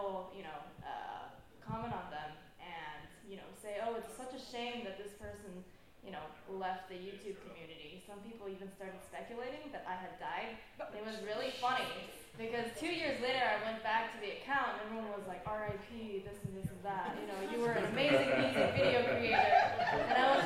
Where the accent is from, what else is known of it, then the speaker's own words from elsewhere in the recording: Taipei, Taiwan; moved away; I grew up in Taipei